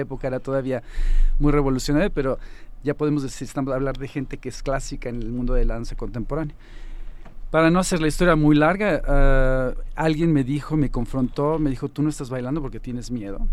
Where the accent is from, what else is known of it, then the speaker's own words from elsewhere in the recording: Mexico; moved away as an adult; also born or lived in Finland / Germany; Yo me fui de México a los 25 años más o menos